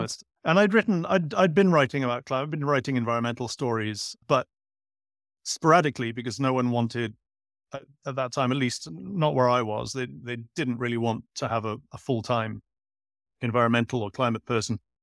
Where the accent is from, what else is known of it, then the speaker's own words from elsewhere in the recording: Cardiff, Wales, United Kingdom; moved away as an adult; also born or lived in Edinburgh / Asia; I was born in Edinburgh, grew up in Cardiff. I spent most of my adult life overseas.